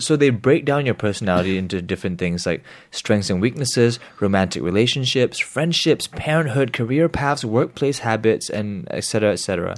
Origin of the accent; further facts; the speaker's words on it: Singapore; growing up here